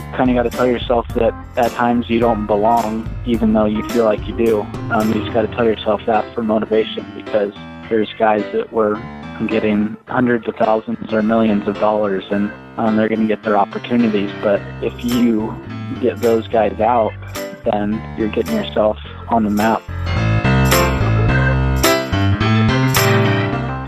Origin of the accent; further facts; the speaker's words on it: San Diego, California, United States; I was born and raised in San Diego, California